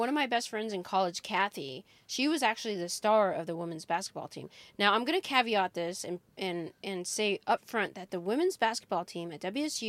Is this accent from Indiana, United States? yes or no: no; Washington, United States; moved away as an adult; also born or lived in Seoul, South Korea / Seattle; now in Austin, United States; I was adopted and I grew up in Washington and, I went to Washington State University.